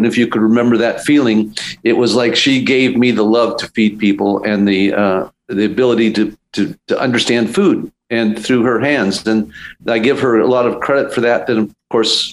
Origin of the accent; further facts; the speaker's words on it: Los Angeles, California, United States; also born or lived in Beverly Hills; now in Ojai, United States; I'm a Silver Lake guy. I was born in Silver Lake and my father had a market there